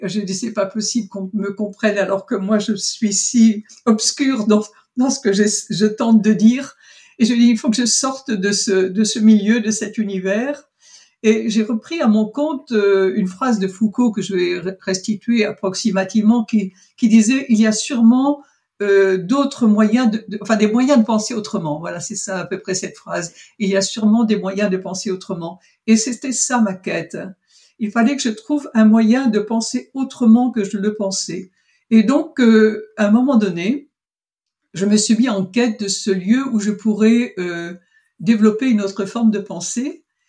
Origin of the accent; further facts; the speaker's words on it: Avranches, Normandy, France; je suis née en Normandie et précisément à Avranches